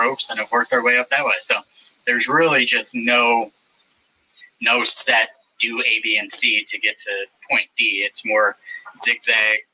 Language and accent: English; St. Louis, Missouri, United States; moved away as an adult; also born or lived in Boston / Connecticut; I'm a Midwest guy at heart. I'm from St. Louis